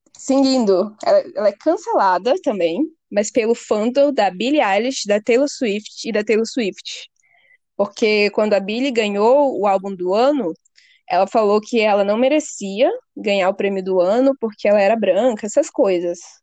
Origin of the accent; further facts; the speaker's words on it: Manaus, Amazonas, Brazil; now in São Paulo, Brazil; Eu moro em São Paulo, ela mora em Manaus, nós dois somos de Manaus, mas eu moro aqui